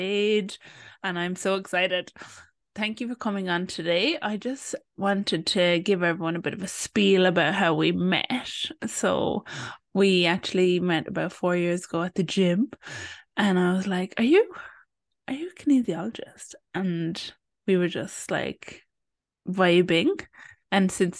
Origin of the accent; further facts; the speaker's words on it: Ireland; I'm Irish